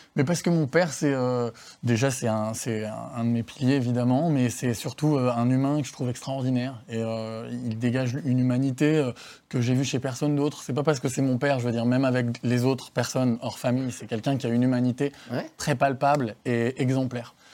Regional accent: Savoie, Auvergne-Rhône-Alpes, France; moved away as an adult; also born or lived in Paris / Southern Italy; chez moi en Savoie

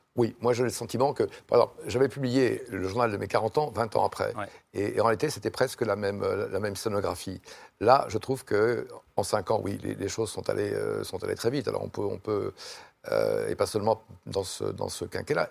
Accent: Lyon, Auvergne-Rhône-Alpes, France; moved away; je suis lyonnais d'origine

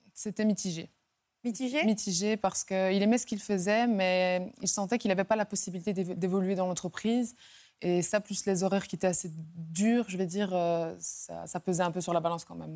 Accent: La Louvière, Wallonia, Belgium; je viens de la Louvière en Belgique

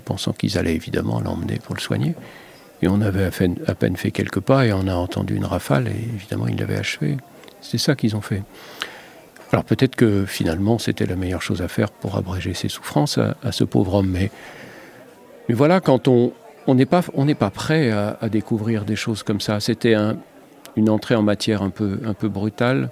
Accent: Lorraine, Grand Est, France; moved away; moi, j'ai grandi en Lorraine

